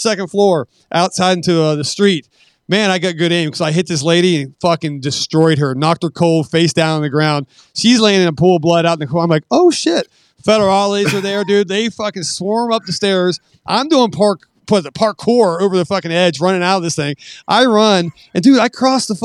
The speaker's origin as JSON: {"language": "English", "region": "West Virginia", "country": "United States", "moved": "yes", "said": "I'm from West Virginia"}